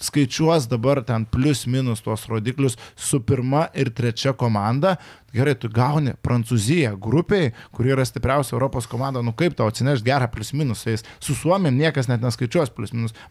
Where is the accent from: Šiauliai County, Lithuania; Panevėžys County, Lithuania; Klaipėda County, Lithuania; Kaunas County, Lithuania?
Kaunas County, Lithuania; Kaunas; O man kaip kauniečiai